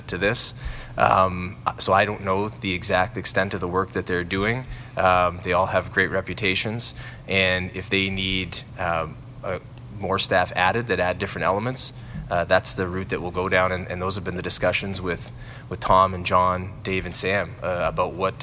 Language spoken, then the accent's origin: English; Sault Ste. Marie, Ontario, Canada; moved away as an adult; I'm from Sault Ste. Marie, and growing up in Sault Ste. Marie, that was really my dream job